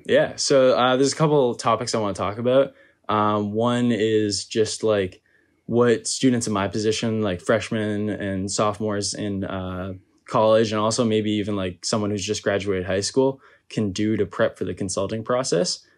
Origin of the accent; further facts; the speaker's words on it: Massachusetts, United States; moved away as an adult; I'm originally from Massachusetts